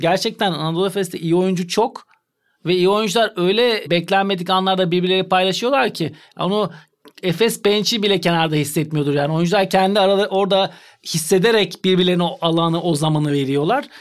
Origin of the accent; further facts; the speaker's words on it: Turkey; bir Türk olarak, Türk antrenör olarak